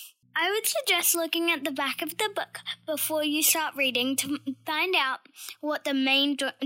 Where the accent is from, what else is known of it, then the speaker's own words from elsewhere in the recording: Gold Coast, Queensland, Australia; I am 10 years old and I am from the Gold Coast.